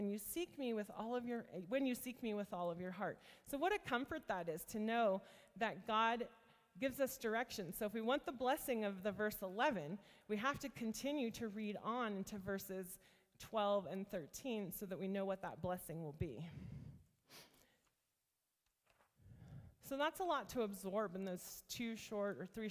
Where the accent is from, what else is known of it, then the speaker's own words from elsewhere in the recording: rural northeast Ohio, United States; I grew up in a very small town in rural northeast Ohio